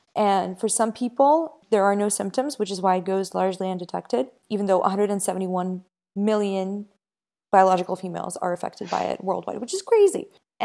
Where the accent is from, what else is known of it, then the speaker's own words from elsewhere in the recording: Ukraine; I was born in Ukraine